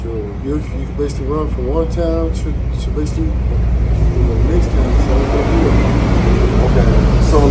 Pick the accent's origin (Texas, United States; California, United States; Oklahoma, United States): Texas, United States; Abilene; Abilene, Texas.